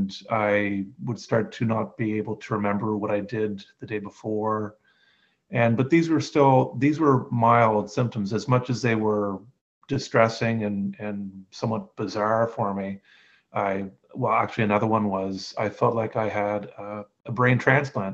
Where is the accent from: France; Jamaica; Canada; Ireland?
Canada; I'm Canadian and I'm 49 now